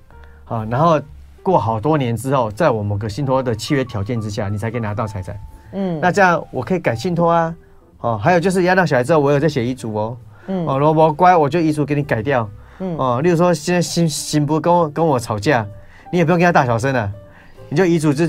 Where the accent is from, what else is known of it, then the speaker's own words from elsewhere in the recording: Taiwan; 我们台湾人就是这样子，